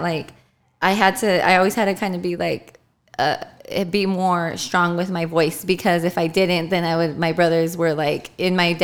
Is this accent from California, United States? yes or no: yes; Fontana, California, United States; I grew up in Fontana, and I'm the only girl